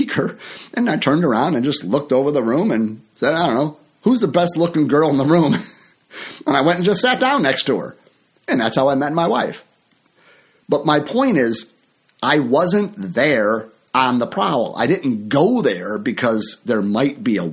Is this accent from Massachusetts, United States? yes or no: no; near Chicago, Illinois, United States; my hometown here near Chicago